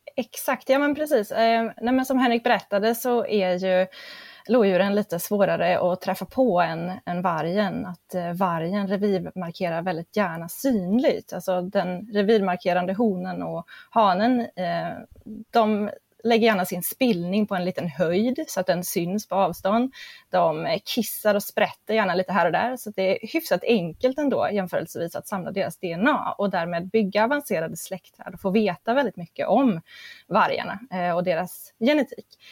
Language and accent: Swedish; near Grimsö research station, Örebro County, Sweden; råkar jag vara född och uppvuxen hyfsat nära eh, Grimsö forskningsstation